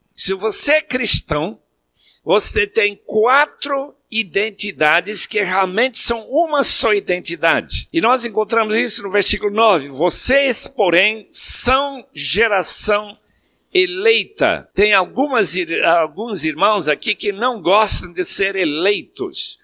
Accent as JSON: {"language": "Portuguese", "country": "Bolivia", "tie": "born or raised there", "moved": "yes", "said": "quando eu era pequeno lá na Bolívia"}